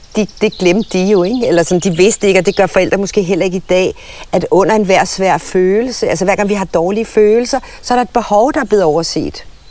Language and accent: Danish; Søborg, Capital Region of Denmark, Denmark; jeg voksede op i Søborg på Sjælland, ikke langt fra Gladsaxe